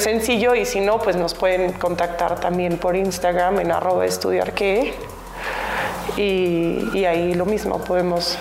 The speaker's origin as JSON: {"language": "Spanish", "country": "Mexico", "moved": "yes", "said": "siendo mexicana vengo muy seguido a México"}